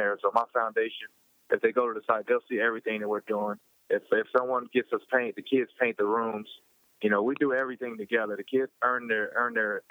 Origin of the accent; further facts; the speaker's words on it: Louisville, Kentucky, United States; my hometown, Louisville, Kentucky